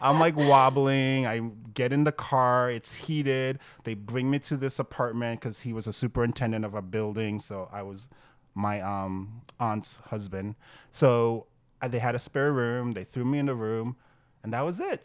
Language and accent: English; Great Neck, New York, United States; accent: Long Island; New York accent; now in New York City, United States; You can hear the great neck, the Long Island in me.